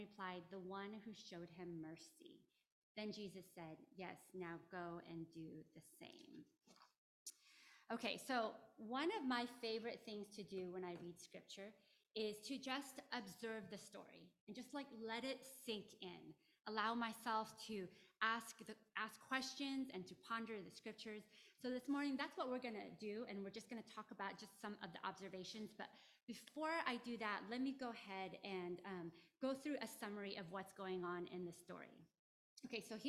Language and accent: English; Bay Area, California, United States; also born or lived in Philippines (Luzon); having the experience of being born in the Philippines and growing up in the Bay Area